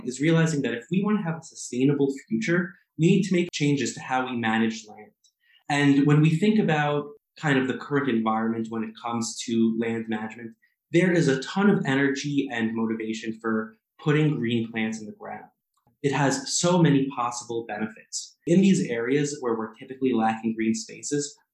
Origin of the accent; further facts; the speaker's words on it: New York City, New York, United States; now in Minnesota, United States; I grew up in Queens, New York, in the most urban of urban communities.